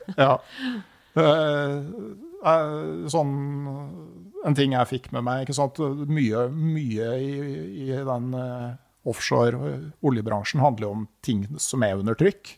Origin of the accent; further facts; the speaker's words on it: Gausdal, Innlandet, Norway; Jeg vokste opp i Gausdal, hvor du lærer deg å svømme i elva